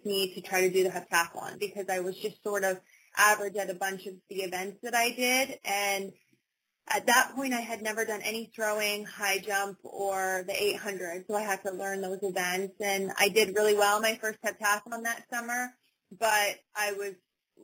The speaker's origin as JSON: {"language": "English", "town": "Humboldt", "region": "Saskatchewan", "country": "Canada", "tie": "born or raised there", "said": "I grew up in Humboldt doing a ton of different sports"}